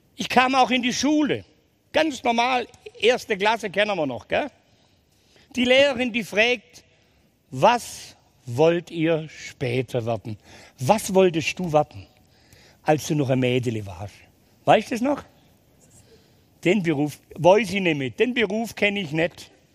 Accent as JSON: {"language": "German", "town": "Ulm", "region": "Baden-Württemberg", "country": "Germany", "tie": "born or raised there", "said": "Geboren bin ich in Ulm"}